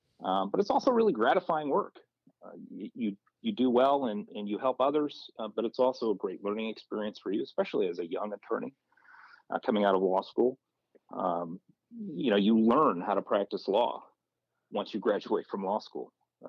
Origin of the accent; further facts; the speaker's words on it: Port Huron, Michigan, United States; John, I grew up on the east side of the state. I was born and raised in the Port Huron area and spent all my life there until I went off to college at Albion College.